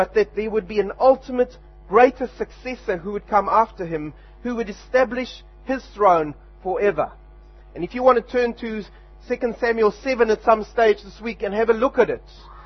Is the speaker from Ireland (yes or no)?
no; South Africa; now in Wanganui, New Zealand; back in my home country